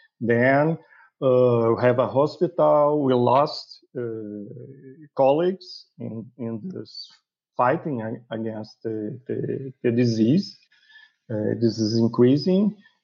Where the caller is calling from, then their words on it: Rio de Janeiro, Brazil; I'm calling from Rio de Janeiro